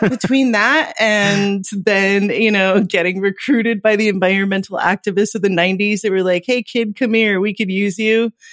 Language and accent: English; Los Angeles, California, United States; moved away as an adult; now in Lisbon, Portugal; I'm from Los Angeles. That's where I was born and mostly raised, is Los Angeles metro